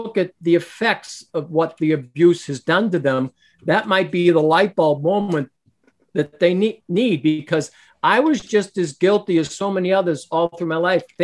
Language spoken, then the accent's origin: English; Boston, Massachusetts, United States; moved away; also born or lived in New Hampshire; I was born in Boston, but I lived in Massachusetts, then moved to New Hampshire